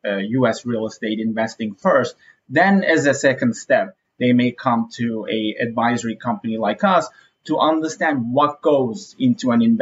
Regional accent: Istanbul, Turkey; moved away as an adult; now in New York, United States; I'm originally from Istanbul, Turkey

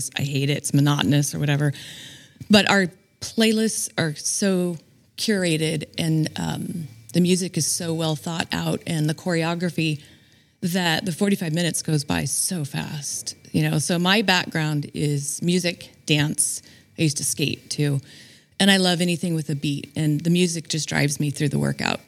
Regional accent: Bella Vista, California, United States; My parents moved here in 1972, and I was raised in Bella Vista

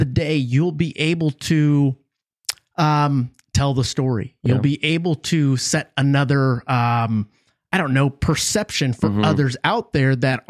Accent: San Antonio, Texas, United States; I'm from here. {S1} What part? {S0} San Antonio.

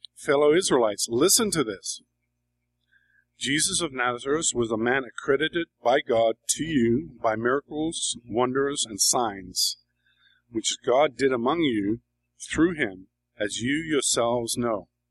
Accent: England, United Kingdom; moved away as an adult; now in New York, United States; I grew up in England.

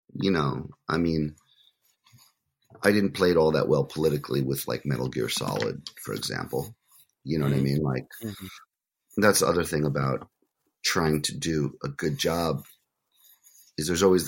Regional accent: United States; as an American

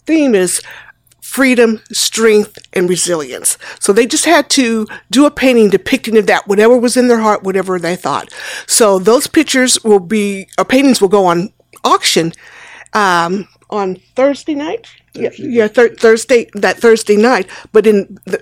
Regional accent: Junction City, Kansas, United States; Junction City, Kansas

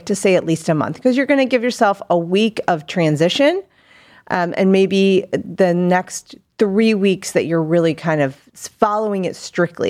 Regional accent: Akron, Ohio, United States; also born or lived in North Macedonia; Yeah, so I am from originally born out of the country in northern Macedonia. Spent most of my life in Summit County in Akron, Ohio.

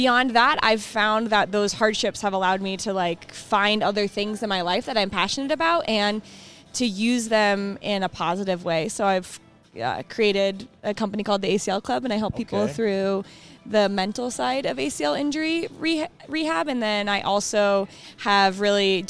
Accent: Lakewood, Colorado, United States; I'm here from Colorado. I grew up in Lakewood playing soccer

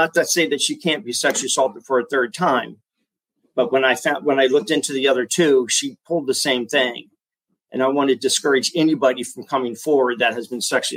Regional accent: Florida, United States; moved away as an adult; also born or lived in San Diego, California; I had already moved here back to Florida, my hometown

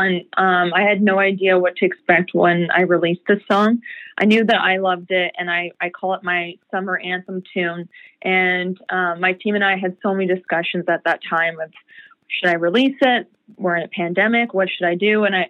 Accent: Peterborough, Ontario, Canada; And then I met my very first music mentor, Cyril Rawson, from my hometown of Peterborough.

